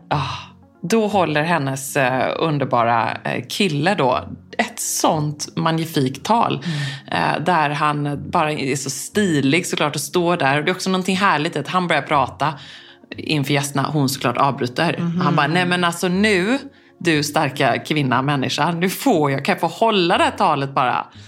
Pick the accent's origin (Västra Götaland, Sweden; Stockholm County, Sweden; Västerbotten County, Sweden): Västra Götaland, Sweden; Gothenburg; jag är från Göteborg.